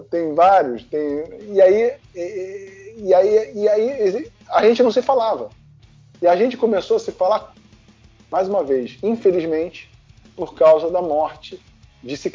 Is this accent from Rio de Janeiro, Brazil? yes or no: yes; Rio de Janeiro, Brazil; Aí o pessoal uhum. de Jacarepaguá me ligando, aí eu falei, ah, eu sou de Jacarepaguá, aí eu tenho um grupo tal.